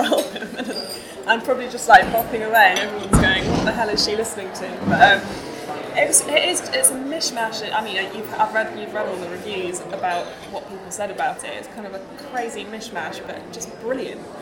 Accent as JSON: {"language": "English", "town": "Nottingham", "region": "East Midlands", "country": "United Kingdom", "said": "I'm from Nottingham as well"}